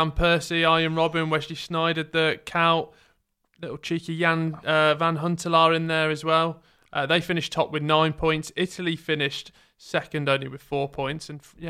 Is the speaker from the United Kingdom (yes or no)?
yes; England, United Kingdom; as English people